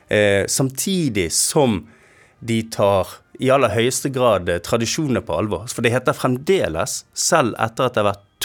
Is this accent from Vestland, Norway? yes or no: yes; Bergen, Vestland, Norway; Eh, man hadde brutt en eller annen sosial spilleregel som man som bergenser ikke var klar over i hovedstaden.